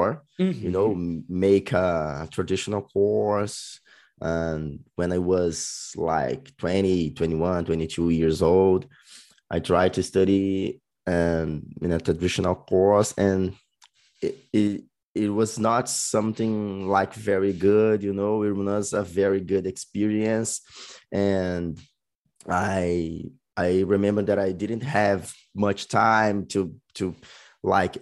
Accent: Cariacica, Espírito Santo, Brazil; English is a second language; also born or lived in Vitória, Espírito Santo; in my whole life I always lived in Cariacica

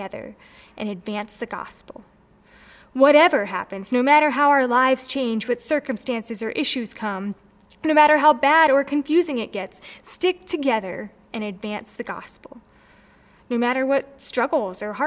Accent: Maryland, United States; I'm from Maryland, so I grew up going to baseball games

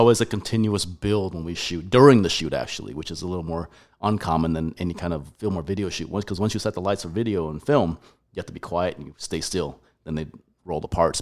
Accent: Colorado, United States; moved away as an adult; also born or lived in Taiwan; now in Texas, United States; I was born in Taiwan, moved all over the U S, grew up in Colorado, up in the mountains, Aspen Vale, Breck, Glenwood Springs, and, uh, from second grade to college

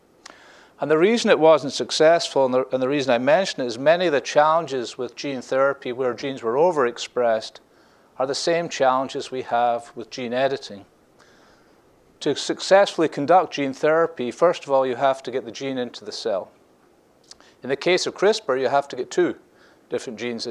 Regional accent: Scotland, United Kingdom; now in Scottsdale, United States; I'm the Scottish guy from Scottsdale

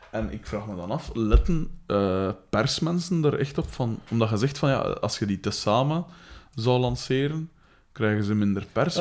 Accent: Liedekerke, Flanders, Belgium; ik ben van Likkerk, dat ligt vijf kilometer van hier.

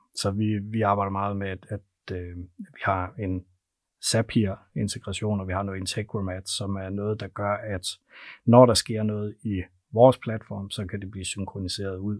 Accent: North Jutland, North Denmark Region, Denmark; jeg er fra Nordjylland, så jeg taler simpelthen så langsomt

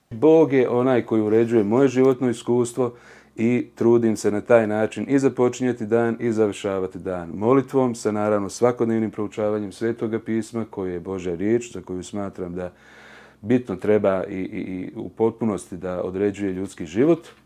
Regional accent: Prijedor, Republika Srpska, Bosnia & Herzegovina; sa ovom godinom sam napunio evo, već 40 godina, porijeklom sam iz Prijedora, iz porodice ljudi koji su sa majčine strane uglavnom svi prosvjetni radnici.

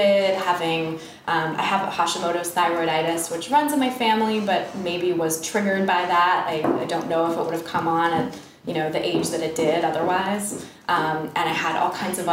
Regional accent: Bay Area, California, United States; moved away as an adult; now in New York, United States; I'm actually from California, from the Bay Area, and I went to school out there

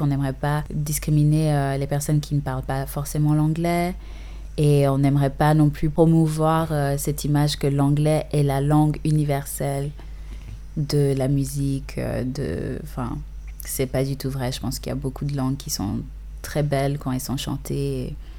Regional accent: Uganda; first language English; French is a second language; now in Geneva, Switzerland; je suis née et j'ai grandi en partie en Ouganda

